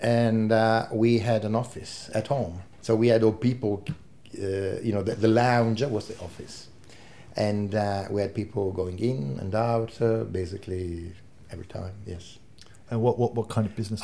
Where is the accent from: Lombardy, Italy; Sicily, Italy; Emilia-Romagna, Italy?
Emilia-Romagna, Italy; Ravenna; English is a second language; moved away as an adult; also born or lived in Pesaro; now in Tasmania, Australia; I was born in Pesaro, eh, but at, when I was one year old, my parents migrated or moved uh, eh, 100 k's north to Ravenna